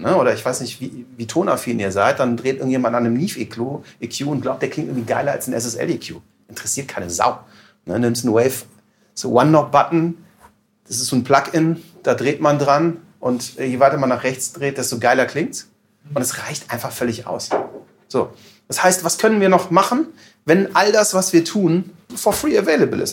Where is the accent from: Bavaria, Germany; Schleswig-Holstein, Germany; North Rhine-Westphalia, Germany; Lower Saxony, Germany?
North Rhine-Westphalia, Germany; Aachen; Ich komme aus Aachen